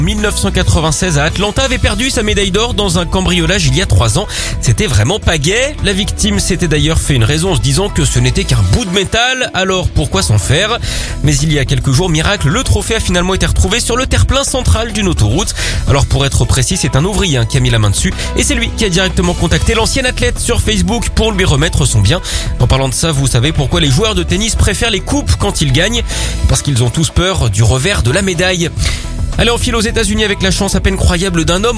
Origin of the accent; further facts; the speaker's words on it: France; chez nous en France